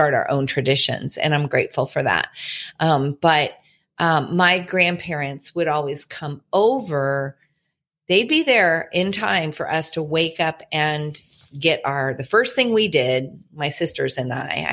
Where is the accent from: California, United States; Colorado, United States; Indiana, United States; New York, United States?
Indiana, United States; now in Illinois, United States; Mark and I were both born and raised in Indiana